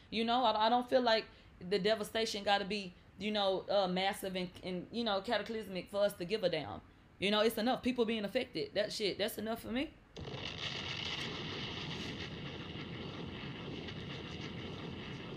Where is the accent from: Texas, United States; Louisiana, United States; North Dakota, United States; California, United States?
Texas, United States; I'm from Texas. I don't do basements.